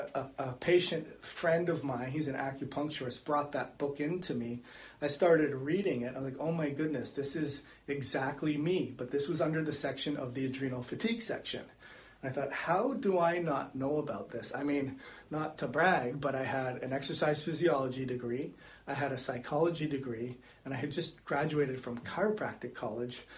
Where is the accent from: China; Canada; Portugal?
Canada; moved away as an adult; also born or lived in California; now in Florida, United States; I grew up in Canada and I moved to California, and then we decided to reside in Florida